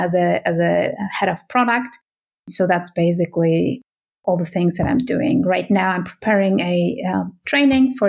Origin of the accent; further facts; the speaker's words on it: Berlin, Germany; moved away as an adult; now in Switzerland; I come from Germany originally. I come from Berlin.